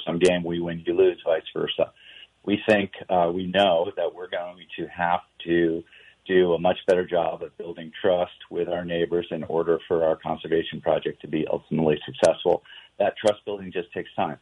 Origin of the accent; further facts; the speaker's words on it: New York, United States; moved away; also born or lived in Washington D.C.; I grew up in New York